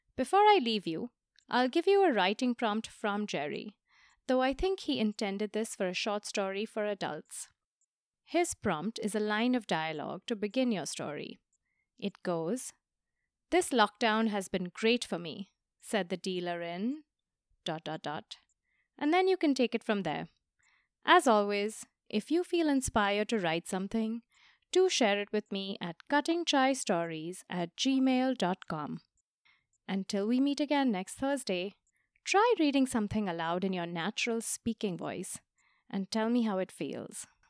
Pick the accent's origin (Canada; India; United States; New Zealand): India; Mumbai, Maharashtra; my hometown of Bombay